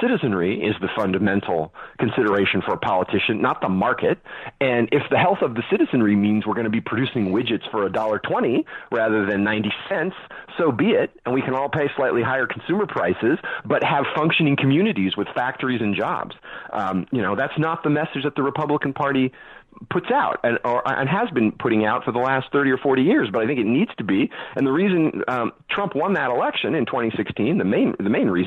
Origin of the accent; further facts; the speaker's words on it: California, United States; moved away; also born or lived in New York; I'm born and raised in California, and I lived a good portion of my life in New York